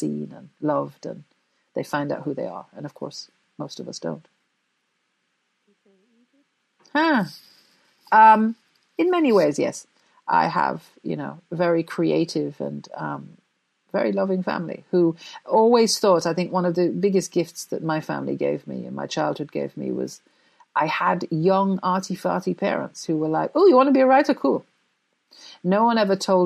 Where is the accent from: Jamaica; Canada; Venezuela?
Jamaica; also born or lived in Coventry, England; I was born in England, in Coventry specifically. But when I was six, I went to Jamaica, and that's where I grew up